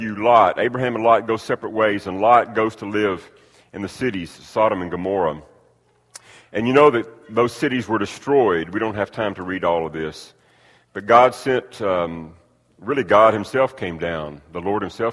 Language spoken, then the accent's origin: English; United States; I'm so blessed to have been born and raised and reared in the country that we live in. I've got a passport that shows that I'm an American citizen.